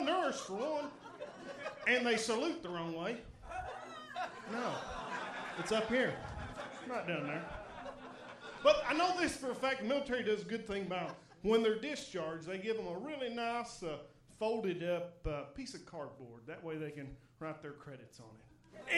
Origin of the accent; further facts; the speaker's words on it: Midland, Texas, United States; Actually, I'm from Midland, Texas.